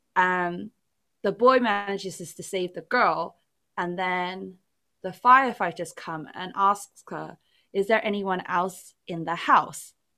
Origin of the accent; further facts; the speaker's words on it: England, United Kingdom; English is a second language; English was n, never, like, my first language despite being born in England